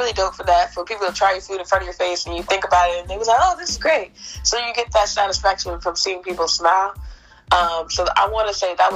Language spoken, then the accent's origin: English; Jacksonville, Florida, United States; I'm from Jacksonville, Florida.